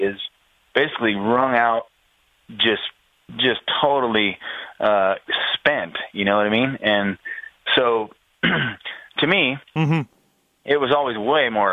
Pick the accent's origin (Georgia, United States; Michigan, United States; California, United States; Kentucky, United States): California, United States; Menifee; I grew up here in Paris, you know, Menifee, California